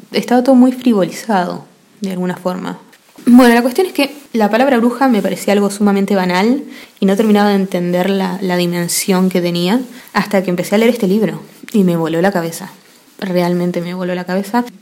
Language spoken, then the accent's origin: Spanish; Argentina; Yo soy argentina